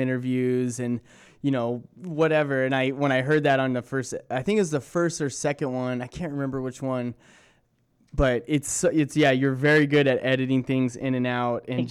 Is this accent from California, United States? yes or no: yes; Southern California, United States; growing up in Southern California